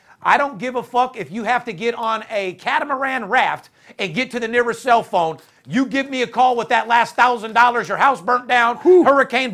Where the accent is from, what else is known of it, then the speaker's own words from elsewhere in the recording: Las Vegas, Nevada, United States; I'm third generation, born and raised in Vegas.